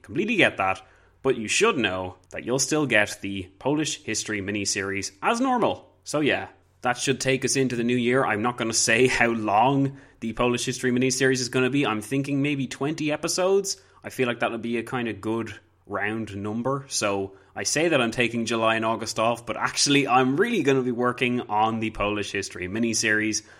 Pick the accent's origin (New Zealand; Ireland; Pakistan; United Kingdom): Ireland; I'm Irish